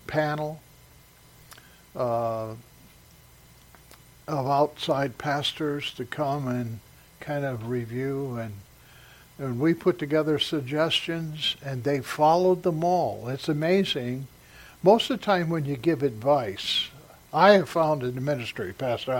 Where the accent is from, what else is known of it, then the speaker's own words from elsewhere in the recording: Salem, Oregon, United States; also born or lived in San Diego, California / Morris, Illinois; in the fourth grade, we moved from Morris, Illinois, out to Salem, Oregon